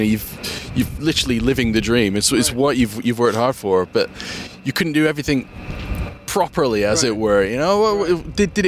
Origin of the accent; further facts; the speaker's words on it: Winnipeg, Manitoba, Canada; I grew up in Winnipeg, so I know what that part of the world's like